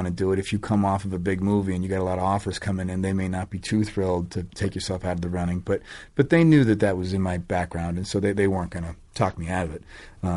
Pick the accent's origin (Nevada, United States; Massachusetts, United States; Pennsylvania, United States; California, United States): Massachusetts, United States; Boston; I grew up in Boston